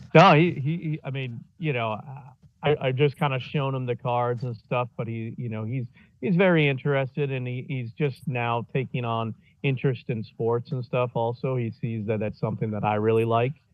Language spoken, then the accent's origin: English; Indiana, United States; moved away; I grew up in Indiana mainly.